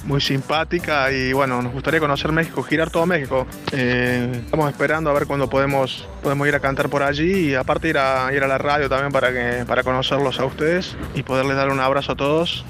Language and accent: Spanish; Córdoba, Argentina; first language Spanish; also born or lived in Spain; now in Italy; chico que cantaba en Argentina, en Córdoba y ahora hemos, estamos aquí en Italia.